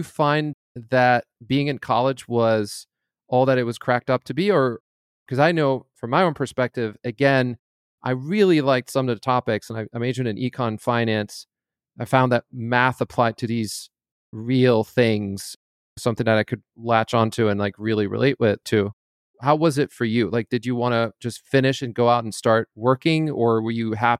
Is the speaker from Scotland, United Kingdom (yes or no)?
yes; Scotland, United Kingdom; also born or lived in France; now in United States; I was born in France. My father's French speaking. And so I learned English growing up in Scotland at a very young age.